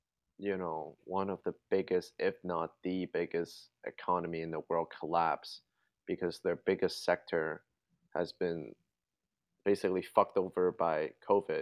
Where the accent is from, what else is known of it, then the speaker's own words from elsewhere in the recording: Hong Kong; now in Toronto, Canada; I grew up in Hong Kong